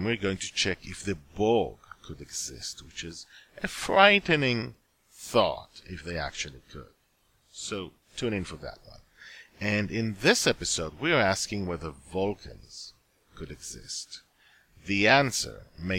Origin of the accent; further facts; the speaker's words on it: Israel; English is a second language; I was living in Israel, and did not speak English at the time